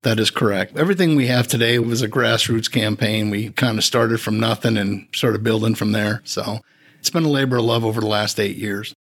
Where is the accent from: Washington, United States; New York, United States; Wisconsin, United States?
Wisconsin, United States; moved away as an adult; also born or lived in Houston, Texas; I'm from Wisconsin originally.